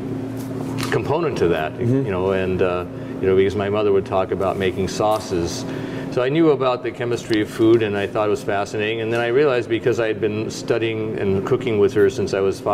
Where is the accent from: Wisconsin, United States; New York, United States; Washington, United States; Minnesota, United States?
Washington, United States; Seattle; moved away; also born or lived in Chicago; I grew up on Capitol Hill in Seattle